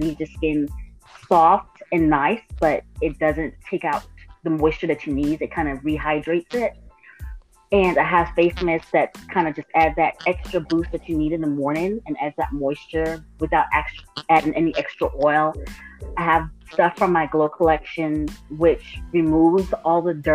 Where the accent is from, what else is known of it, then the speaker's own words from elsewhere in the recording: U.S. Virgin Islands; now in Athens, United States; Originally, I'm from St. Thomas, Virgin Islands, but I currently reside in Georgia